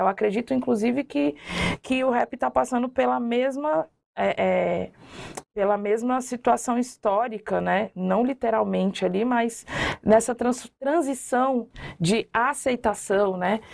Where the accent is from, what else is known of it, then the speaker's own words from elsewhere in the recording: Brasília, Federal District, Brazil; moved away as an adult; also born or lived in Minas Gerais / Curitiba; eu fui criada na nas comunidades ali em Brasília, né, na Chaparral, que é uma divisa da Ceilândia com Taguatinga Norte, QNL.